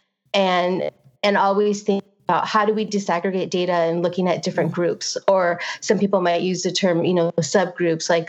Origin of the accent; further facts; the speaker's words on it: Santa Ana, California, United States; I was born and raised in Santana